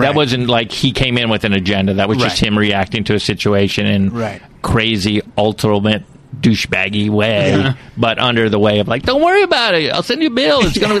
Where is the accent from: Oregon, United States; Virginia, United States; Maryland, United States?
Maryland, United States; Silver Spring; also born or lived in Plantation, Florida; A couple places. Silver Spring, Maryland.